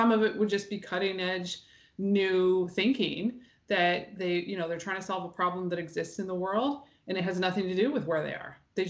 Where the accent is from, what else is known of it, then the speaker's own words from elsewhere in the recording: New Brunswick, Canada; also born or lived in Newfoundland / Winnipeg; I'm originally from New Brunswick, but having the chance to come back here as an adult with my own family was sort of too good to be true.